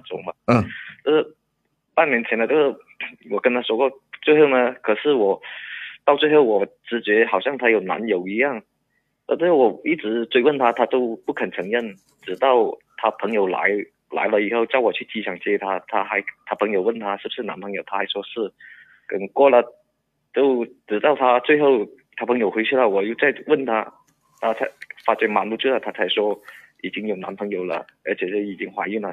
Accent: Guangxi, China; 我是广西人

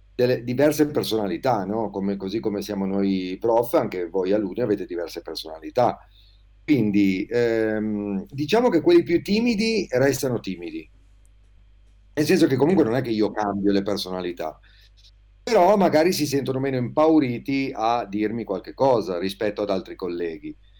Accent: Liguria, Italy; moved away as an adult; also born or lived in Klagenfurt, Austria; now in Province of Alessandria, Italy; ho quarantotto anni, sono ligure, Ma da un po' di anni vivo in provincia di Alessandria

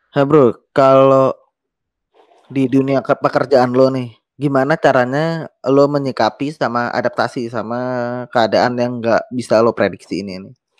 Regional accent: Jakarta, Indonesia; gue sendiri lahir Jakarta

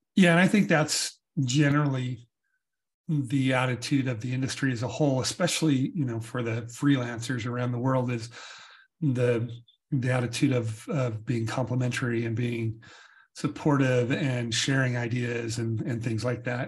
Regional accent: United States; as an American

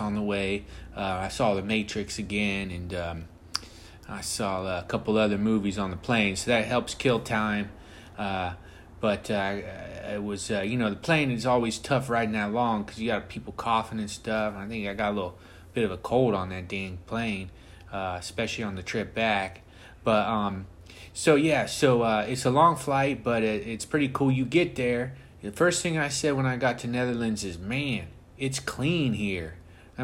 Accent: United States; I'm an American guy, through and through

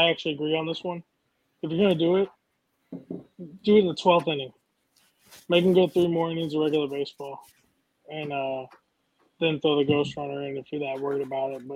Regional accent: St. Louis, Missouri, United States; being a St. Louis guy

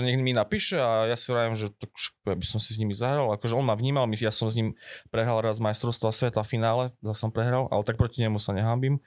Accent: eastern Slovakia, Slovakia; keď som ja z východu

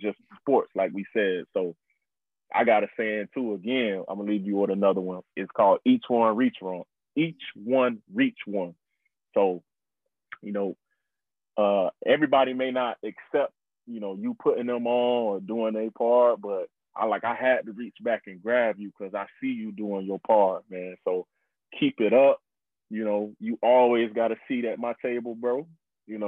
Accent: South Florida, United States; we from South Florida

